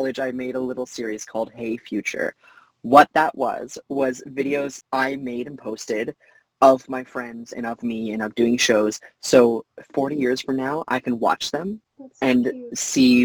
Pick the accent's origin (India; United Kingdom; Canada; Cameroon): Canada; I'm a Canadian citizen